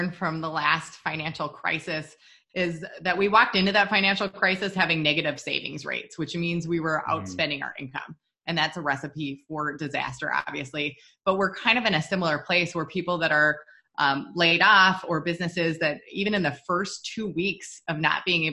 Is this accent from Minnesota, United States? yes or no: yes; Minnesota, United States; We're from Minnesota, so we're total like snowbirds